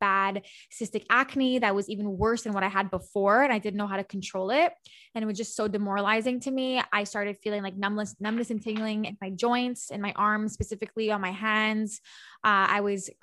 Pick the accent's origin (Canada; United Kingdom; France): Canada; Montreal, Quebec; I'm from Montreal